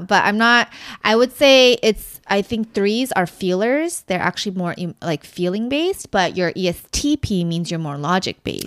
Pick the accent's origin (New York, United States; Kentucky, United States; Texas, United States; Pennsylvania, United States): Texas, United States; Dallas; I grew up in Dallas